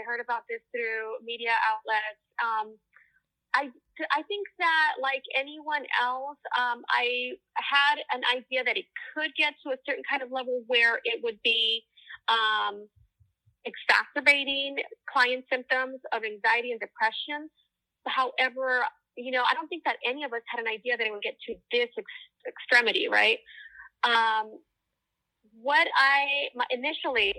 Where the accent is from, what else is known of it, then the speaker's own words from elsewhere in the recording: Los Angeles, California, United States; I grew up in East LA. I'm born and raised in Los Angeles, a daughter of immigrant parents